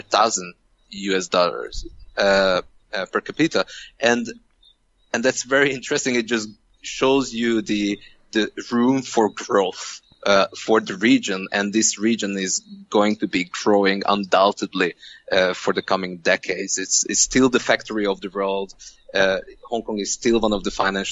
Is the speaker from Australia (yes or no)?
no; Hungary; English is a second language; moved away; I'm from Hungary